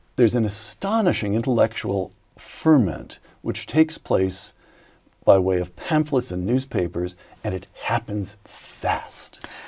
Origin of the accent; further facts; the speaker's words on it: United States; I'm an American